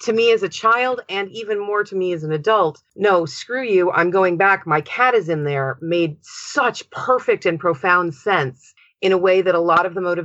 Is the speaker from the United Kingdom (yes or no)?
no; West Coast of the United States, United States; I am from the West Coast of the United States of America